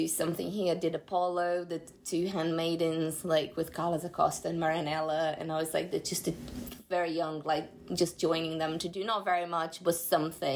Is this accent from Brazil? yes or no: yes; Brazil; now in London, United Kingdom; That's why I can't have a career in my home country